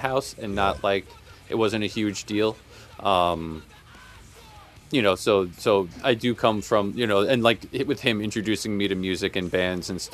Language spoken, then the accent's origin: English; Selden, New York, United States; I grew up in Selden.